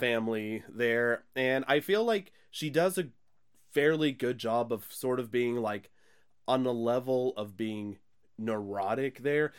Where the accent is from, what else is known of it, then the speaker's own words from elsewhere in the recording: the Bible Belt, United States; we're pretty much from the Bible Belt here